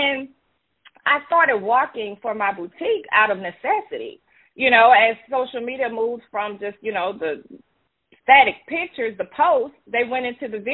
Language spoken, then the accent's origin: English; Baton Rouge, Louisiana, United States; accent: Louisiana; born and raised in Baton Rouge, Louisiana